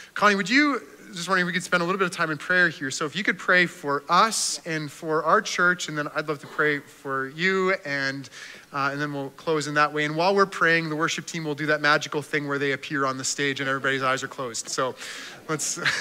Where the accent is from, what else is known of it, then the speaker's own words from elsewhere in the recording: Canada; as a Canadian